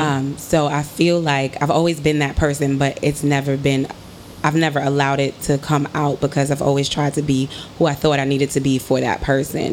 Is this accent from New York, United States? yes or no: yes; New York City, New York, United States; I'm from Harlem.